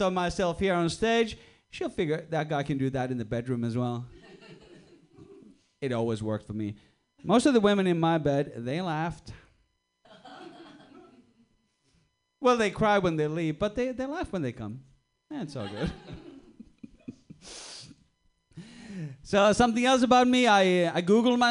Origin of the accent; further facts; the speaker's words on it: Sweden; also born or lived in Australia; now in Switzerland; I'm actually originally from Sweden, but a few years ago I lived in Australia